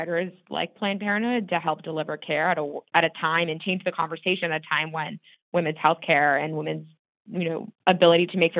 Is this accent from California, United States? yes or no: yes; Laguna Beach, California, United States; moved away as an adult; also born or lived in East Coast / New York City / San Francisco; now in San Francisco Bay Area, United States; I grew up in Southern California in a beach town called Laguna Beach